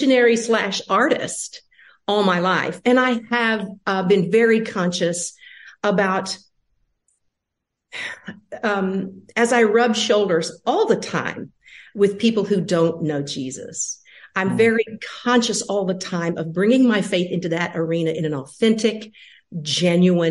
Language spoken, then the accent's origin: English; Nashville, Tennessee, United States; born and raised in Nashville, Tennessee